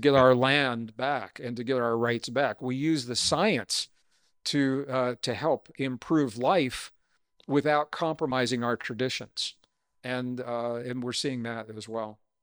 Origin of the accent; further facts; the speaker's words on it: Missouri, United States; I grew up in Missouri